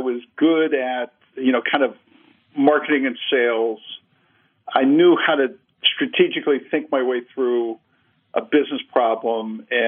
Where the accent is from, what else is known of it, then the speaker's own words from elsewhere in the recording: Cincinnati, Ohio, United States; Yeah, Barry, I grew up in Cincinnati, Ohio. My dad was a career kind of manufacturing guy in our aviation business.